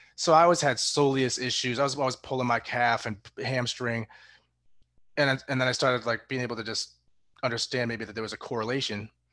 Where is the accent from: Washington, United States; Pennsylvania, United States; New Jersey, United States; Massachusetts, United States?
Massachusetts, United States; I was born in Massachusetts